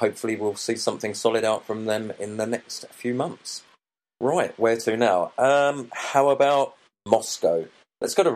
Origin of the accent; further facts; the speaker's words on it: Gothenburg, Västra Götaland, Sweden; my hometown of Gothenburg